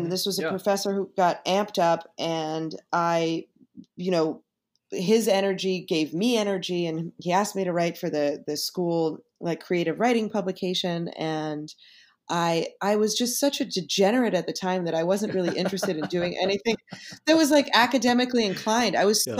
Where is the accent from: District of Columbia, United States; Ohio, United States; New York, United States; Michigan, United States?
New York, United States; it's also in New York and I'm a New Yorker and I know all the streets that he's talking about